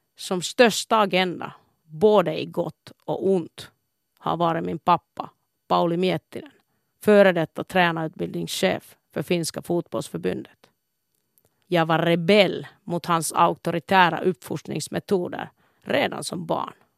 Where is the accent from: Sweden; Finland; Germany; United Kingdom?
Finland; Kuopio, North Savo; Kuopio, min födelsestad, har präglat min livsfilosofi